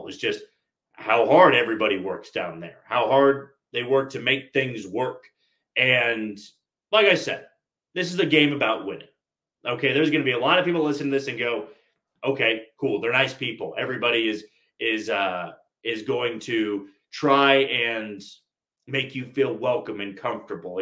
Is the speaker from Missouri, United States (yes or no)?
yes; Kansas City, Missouri, United States; growing up in Kansas City my entire life